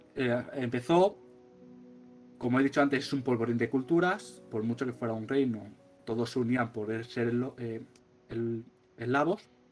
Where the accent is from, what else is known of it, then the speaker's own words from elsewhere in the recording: Spain; como somos de España